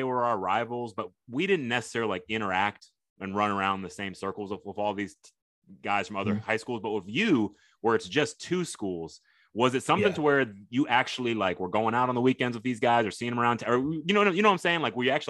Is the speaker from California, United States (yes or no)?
no; Fort Bend, Texas, United States; I went to Fort Bend Austin